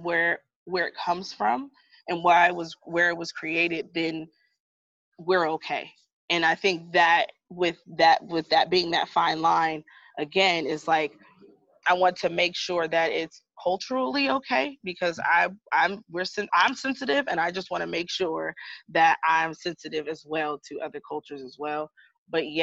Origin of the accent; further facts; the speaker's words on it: United States; I'm American